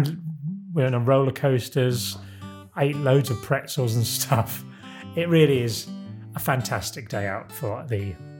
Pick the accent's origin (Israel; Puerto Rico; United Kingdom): United Kingdom; Isle of Sheppey, South East England; Very close to where I grew up on the Isle of Sheppey.